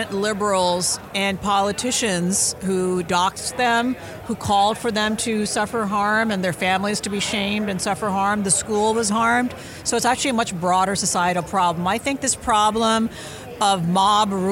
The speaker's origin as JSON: {"language": "English", "region": "Deep South", "country": "United States", "tie": "born or raised there", "moved": "yes", "lives_now": "San Francisco, United States", "said": "I was a Sikh in the Deep South where I grew up, and I'm an immigrant."}